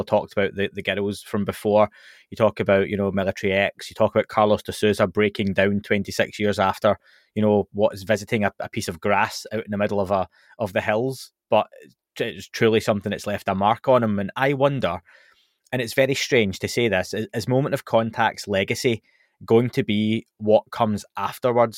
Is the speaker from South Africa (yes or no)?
no; Scotland, United Kingdom; I'm from Scotland